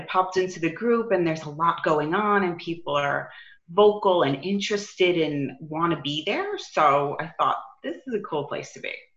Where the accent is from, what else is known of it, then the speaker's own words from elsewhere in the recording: New York, United States; now in Arizona, United States; I'm from New York